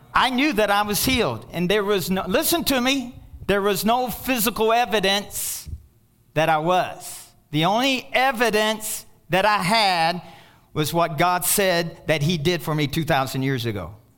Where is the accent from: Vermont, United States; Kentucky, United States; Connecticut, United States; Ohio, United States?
Kentucky, United States; I'm from Kentucky